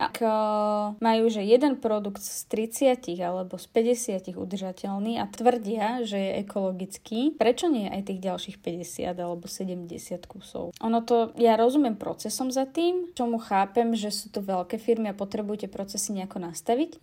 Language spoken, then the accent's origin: Slovak; Kysuce, Žilina Region, Slovakia; keď ja som bola dieťa ešte, tak uh, my sme, lebo som z Kisec, tak tam sme mali, volalo sa to hrabáreň